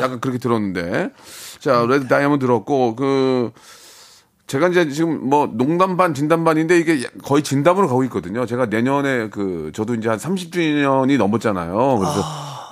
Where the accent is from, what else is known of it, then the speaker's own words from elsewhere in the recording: South Korea; 대한민국 사람으로서